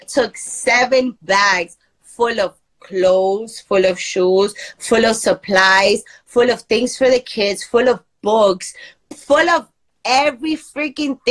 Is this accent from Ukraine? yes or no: no; Medellín, Antioquia, Colombia; moved away; I'm in Medellin right now. I'm in my hometown. Like, this is where I was born.